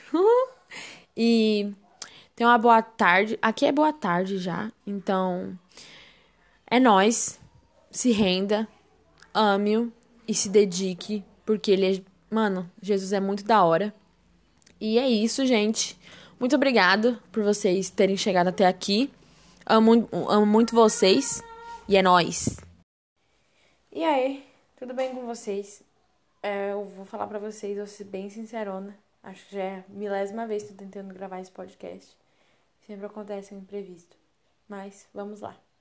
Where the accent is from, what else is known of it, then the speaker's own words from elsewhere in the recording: São Paulo, Brazil; moved away; eu sempre morei em São Paulo, eu eh, sou paulista